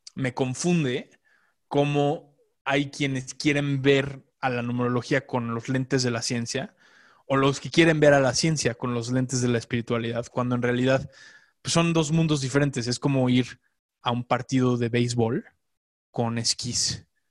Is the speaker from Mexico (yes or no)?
yes; Mexico; moved away as an adult; also born or lived in Los Angeles, United States; a los 22 eh, viví en Los Ángeles, me fui de México un rato